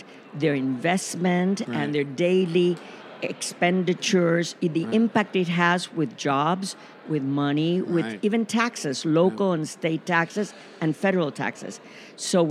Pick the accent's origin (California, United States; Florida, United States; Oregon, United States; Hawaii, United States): Florida, United States; Tampa; also born or lived in Miami, Florida / Coral Gables, Florida / Washington; I am a Floridian. I grew up in Tampa